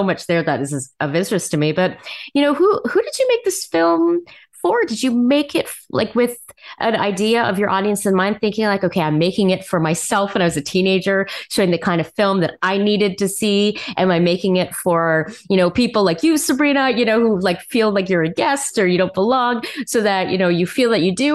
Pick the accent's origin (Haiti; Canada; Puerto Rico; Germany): Canada; Montreal, Quebec; I was born in Montreal